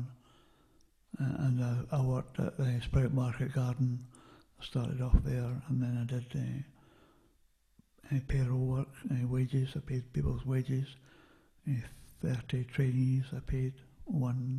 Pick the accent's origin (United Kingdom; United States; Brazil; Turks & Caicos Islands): United Kingdom; Lower Largo, Scotland; also born or lived in Perth, Scotland / Kinross, Scotland; we moved to Lower Largo in the south of Fife when I was 8, and I grew up there for 13 years